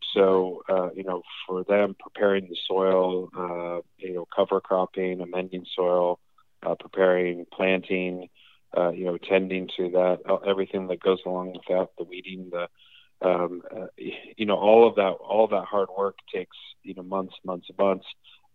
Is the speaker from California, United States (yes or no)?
yes; Los Angeles, California, United States; moved away as an adult; also born or lived in Hokkaido, Japan / United Kingdom; I grew up in Los Angeles, but was fortunate to do a lot of traveling with them